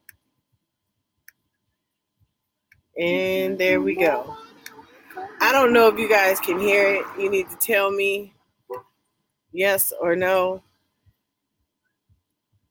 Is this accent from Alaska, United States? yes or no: no; California, United States; moved away; growing up in California